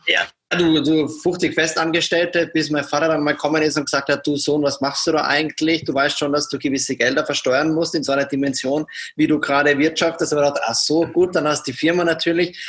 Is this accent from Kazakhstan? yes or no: no; Austria; moved away as an adult; now in Germany; Aufgewachsen bin ich in Österreich